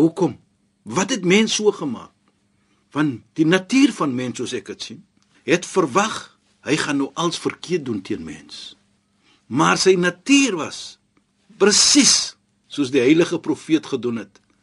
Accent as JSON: {"language": "Afrikaans", "country": "South Africa", "said": "as 'n suid-afrikaner"}